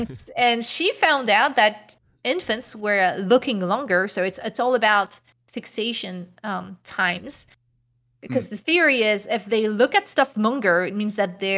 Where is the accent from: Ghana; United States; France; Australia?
France; English is a second language; The reason why is because I grew up in France, and France higher education is free.